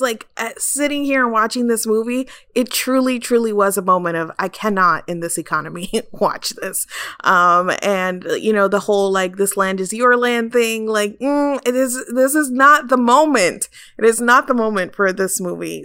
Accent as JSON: {"language": "English", "region": "South Florida", "country": "United States", "tie": "born or raised there", "said": "I grew up in South Florida"}